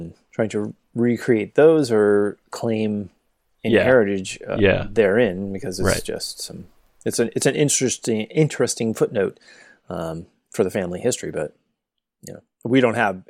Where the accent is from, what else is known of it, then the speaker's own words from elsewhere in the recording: Southwest, United States; we grew up in the Southwest.